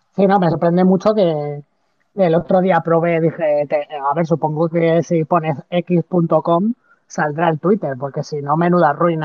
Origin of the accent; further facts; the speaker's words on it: Madrid, Community of Madrid, Spain; Yo que soy de Madrid